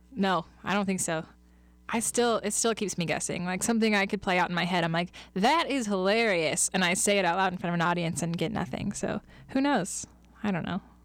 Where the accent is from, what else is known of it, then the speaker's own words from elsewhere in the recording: Kansas City, United States; moved away as an adult; now in Lincoln, United States; I'm originally from Kansas City, and I moved up here, um, to Lincoln, actually, after I graduated from K-State